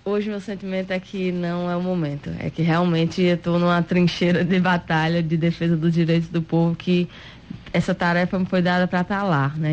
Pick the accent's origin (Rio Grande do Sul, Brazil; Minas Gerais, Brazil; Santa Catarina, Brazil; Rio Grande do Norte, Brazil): Rio Grande do Norte, Brazil; nós que somos aqui do Nordeste, que somos de um estado como o Rio Grande do Norte